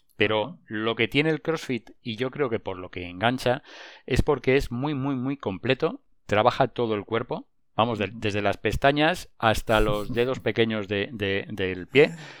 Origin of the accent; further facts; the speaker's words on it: Madrid, Community of Madrid, Spain; also born or lived in La Granja de San Ildefonso; yo soy de Madrid, mi familia es de Madrid